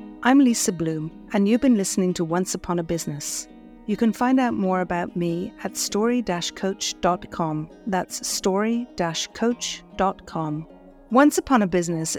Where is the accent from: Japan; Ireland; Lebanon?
Ireland; moved away; Growing up in Ireland, we didn't pay for the water